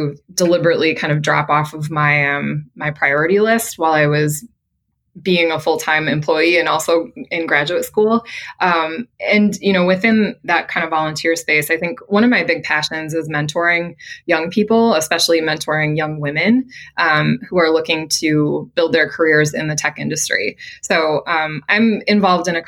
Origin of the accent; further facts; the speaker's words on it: Midwest, United States; moved away as an adult; now in Boston, United States; I'm from the Midwest. And so I had a very kind of traditional Midwest upbringing, I would say there. Grew up on a farm